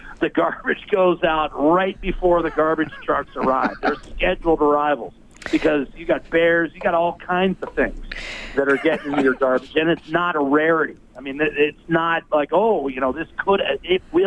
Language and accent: English; Pennsylvania, United States; moved away; also born or lived in Alaska; 15 miles from my hometown in Pennsylvania